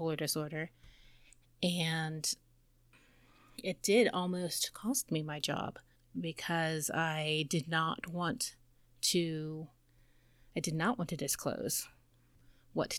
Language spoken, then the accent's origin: English; United States; I am American